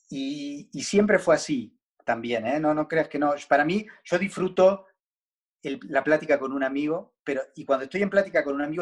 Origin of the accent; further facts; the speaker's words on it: Buenos Aires, Argentina; Soy argentino, pero no ejerzo.